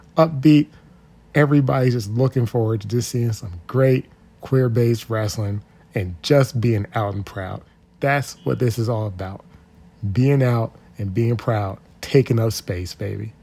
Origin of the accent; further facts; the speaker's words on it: Washington, District of Columbia, United States; my hometown hero, Trisha Dora, the world champ from Southeast D.C.